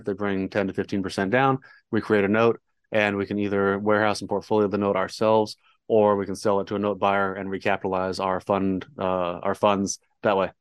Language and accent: English; San Diego, California, United States; moved away as an adult; now in Dallas, United States; born and raised in San Diego, so that was fun. Grew up surfing